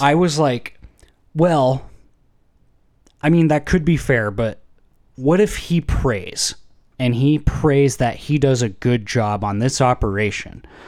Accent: Idaho, United States; moved away

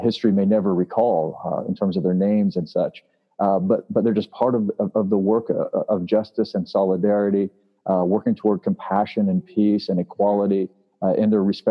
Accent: Springfield, Missouri, United States; Springfield, which is my hometown

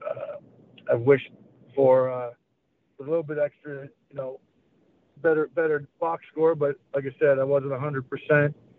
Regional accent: Syracuse, New York, United States; I loved where I grew up in Syracuse, New York

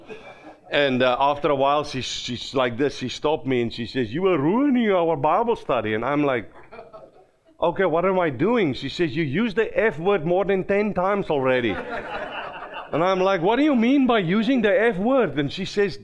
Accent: South Africa; accent: Afrikaans slang; first language Afrikaans; English is a second language; moved away as an adult; now in Minnesota, United States; I grew up in South Africa

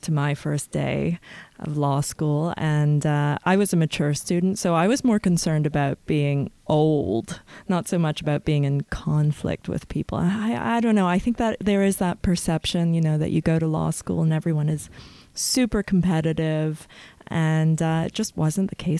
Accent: Ottawa, Ontario, Canada; I'm from Ottawa

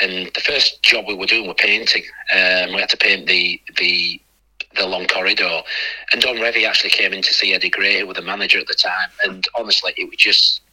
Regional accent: Bradford, Yorkshire and the Humber, United Kingdom; my hometown team, Bradford, I mean, I was a ball boy for him.

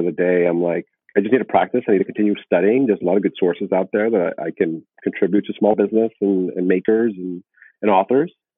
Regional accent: South Florida, United States; being born and raised in South Florida

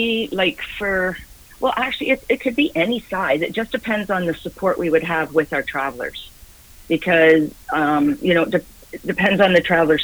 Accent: Guelph, Ontario, Canada; also born or lived in Scotland; now in Victoria, Canada; I grew up in Guelph, Ontario

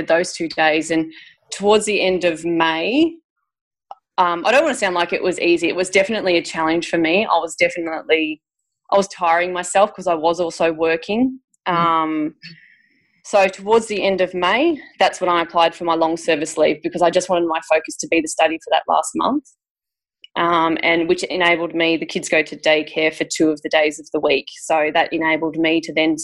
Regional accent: Victoria, Australia; I'm from Victoria, so the Victoria curriculum

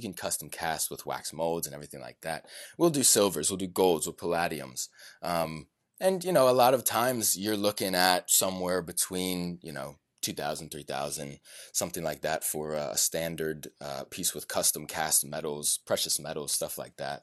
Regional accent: Richmond, Virginia, United States; my hometown of Richmond, Virginia

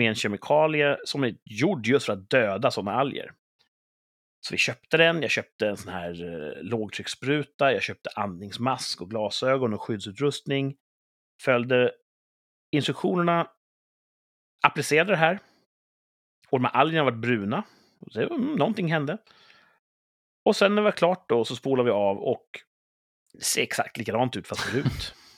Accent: Sweden

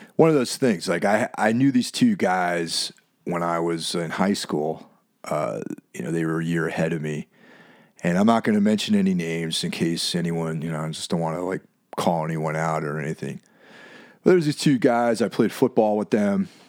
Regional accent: Lake Carmel, New York, United States; my hometown of Lake Carmel, New York, or Carmel, New York

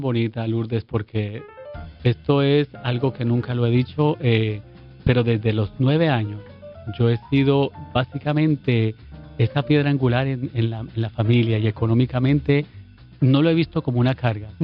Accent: Colombia; moved away as an adult; now in Puerto Rico

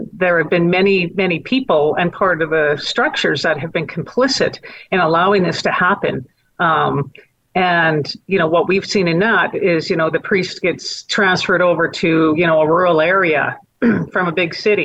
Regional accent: Calgary, Alberta, Canada; also born or lived in Edmonton; While I was raised in Edmonton, or born in Edmonton, raised in Calgary, I know what the Stampede means to this city

